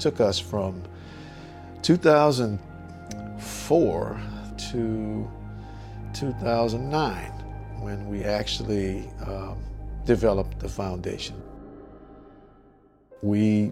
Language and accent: English; New Orleans, Louisiana, United States; as a kid growing up in New Orleans